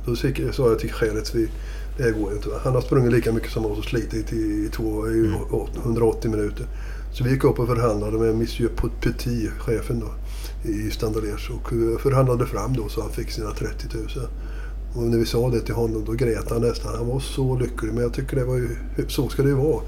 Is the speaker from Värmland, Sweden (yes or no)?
yes; Värmland, Sweden; moved away; also born or lived in Gothenburg; Jag har ju bott eh, halva mitt liv i Göteborg. Så att, eh, men samtidigt, jag är uppväxt i Värmland.